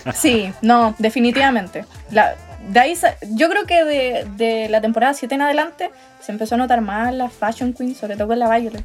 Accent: Santiago, Santiago Metropolitan Region, Chile; also born or lived in Talca; now in Parral, Chile; soy santiaguina. ¿Ya? Pero vivo en una ciudad llamada Parral, pero estudio en Talca

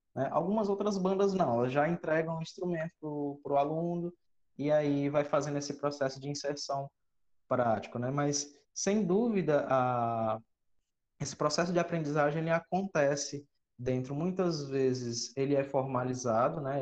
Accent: Cruz, Ceará, Brazil; also born or lived in São Paulo; eu não sou cearense, sou paulista, mas a minha família é toda cearense, então eu me considero cearense de sangue. E eu cheguei aqui no Ceará em 2000, mais ou menos com seis anos

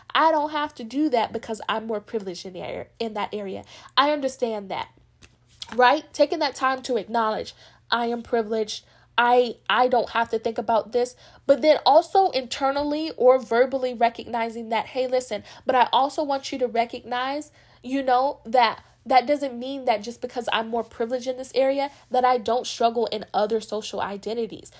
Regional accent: United States; as being a black American, I have because I'm black, but I'm also American legally

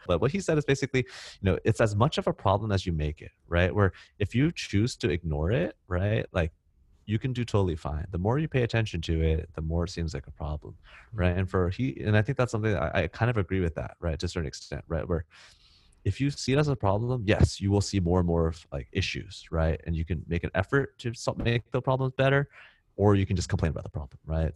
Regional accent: Silicon Valley, California, United States; moved away as an adult; now in Singapore; where I grew up, you know, in Silicon Valley

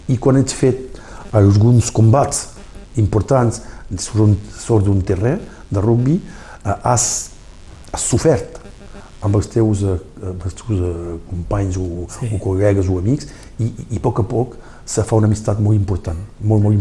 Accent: Argelès-sur-Mer, Occitania, France; per comprendre que quan ets d'aquest poble, com jo sóc d'aquest poble, queda sempre d'aquest poble. Avui sóc Batlle d'Argelès, és una, és una vila que que estimo molt, molt, molt, molt bé

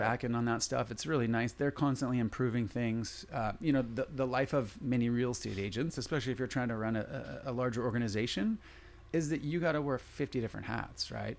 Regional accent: San Diego, California, United States; I grew up in San Diego

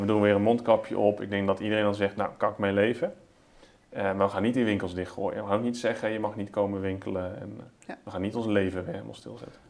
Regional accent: Netherlands; wij als Nederlanders

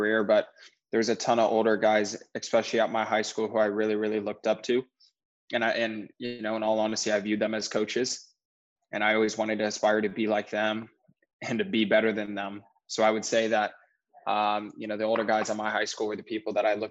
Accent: Sacramento, California, United States; Sacramento, my hometown, has a pretty decent size youth program

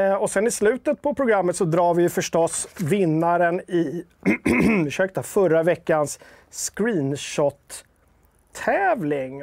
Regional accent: Stockholm, Stockholm County, Sweden; Jag är typisk stockholmare

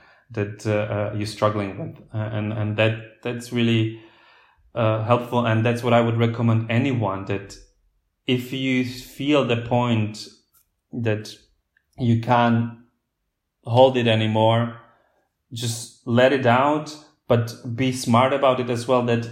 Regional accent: Slovakia; first language Slovak; English is a second language; moved away as an adult; also born or lived in United Kingdom / Germany; I was talking to my peers in Slovakia, I had to use the word in Slovak

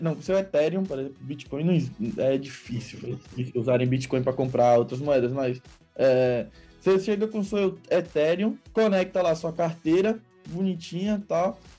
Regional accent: Salvador, Bahia, Brazil; now in São Paulo, Brazil; eu sou de Salvador, Bahia

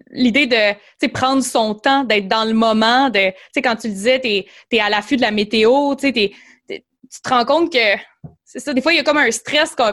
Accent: Quebec, Canada; Parce que je parlais pas anglais quand je

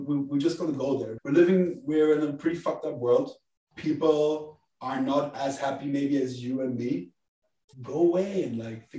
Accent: Frankfurt, Hesse, Germany; born and raised in Frankfurt, great family

